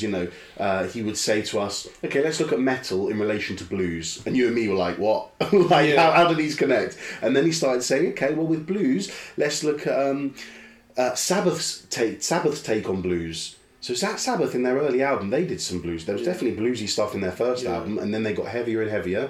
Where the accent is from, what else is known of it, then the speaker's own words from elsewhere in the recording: London, United Kingdom; I was born in London